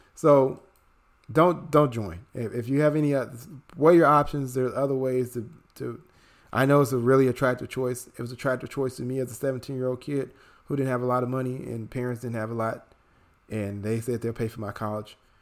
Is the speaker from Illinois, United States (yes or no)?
yes; Chicago, Illinois, United States; moved away; my hometown of Chicago